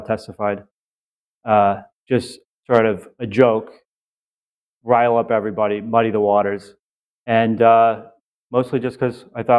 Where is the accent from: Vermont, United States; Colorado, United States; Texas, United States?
Vermont, United States; moved away as an adult; also born or lived in New York; I grew up in Vermont.